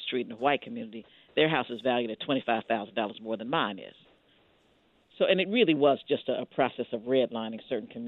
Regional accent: Ohio, United States; we're from Ohio

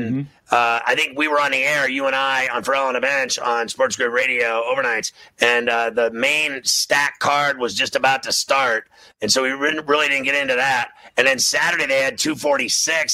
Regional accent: Pittsburgh, Pennsylvania, United States; I'm from Pittsburgh

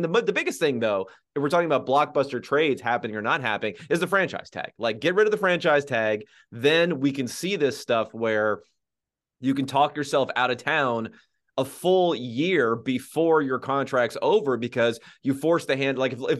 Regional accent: Southern California, United States; I'm from Southern California, everyone.

